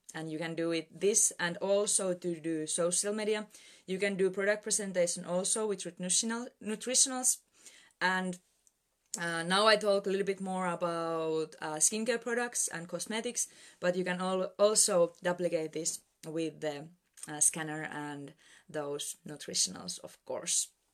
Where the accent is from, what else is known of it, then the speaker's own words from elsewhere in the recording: Finland; I'm Presidential Director from Finland